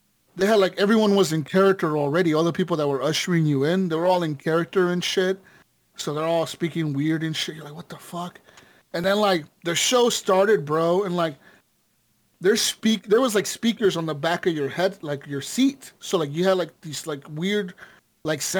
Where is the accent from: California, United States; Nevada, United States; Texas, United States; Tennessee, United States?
Nevada, United States; Las Vegas; when I was growing up in Vegas, my parents, my mom and my dad, they used to work for this guy